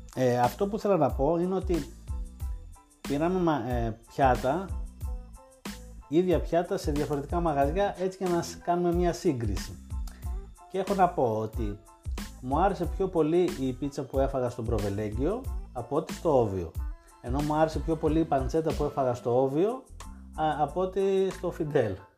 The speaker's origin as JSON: {"language": "Greek", "town": "Thessaloniki", "region": "Central Macedonia", "country": "Greece", "said": "εμεί είμαστε από Θεσσαλονίκη και έχουμε τη φιλοσοφία του χαλαρά"}